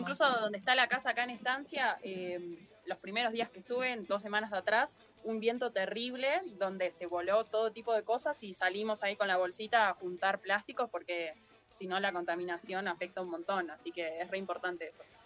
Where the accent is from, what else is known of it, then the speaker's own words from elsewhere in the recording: Buenos Aires, Argentina; A los porteños que venimos de Buenos Aires sale más caro